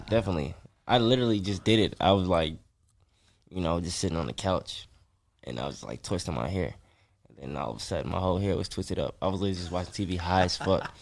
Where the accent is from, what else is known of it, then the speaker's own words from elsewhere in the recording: North Carolina, United States; moved away as an adult; also born or lived in Atlanta / Nashville; I ain't lived in North Carolina in a minute